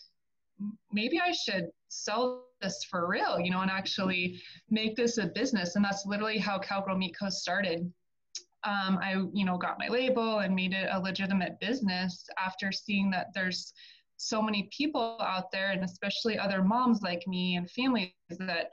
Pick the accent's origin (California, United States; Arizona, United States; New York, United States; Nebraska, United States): Arizona, United States; moved away as an adult; also born or lived in Colorado; I'm originally from Arizona, born and raised there